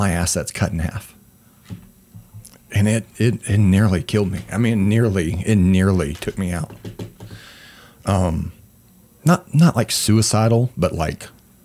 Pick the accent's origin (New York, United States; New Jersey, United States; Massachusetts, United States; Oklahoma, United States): Oklahoma, United States; Weatherford; now in Oklahoma City, United States; I grew up in Oklahoma, and it's the Bible Belt